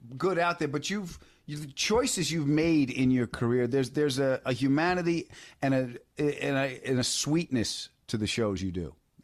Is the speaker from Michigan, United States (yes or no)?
yes; Detroit, Michigan, United States; I'm from Detroit.